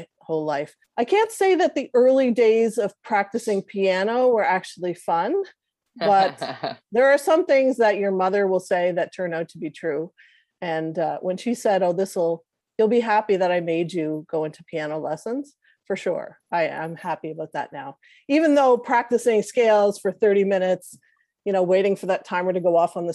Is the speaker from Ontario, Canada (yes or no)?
no; Cape Breton, Nova Scotia, Canada; I'm a Cape Bretoner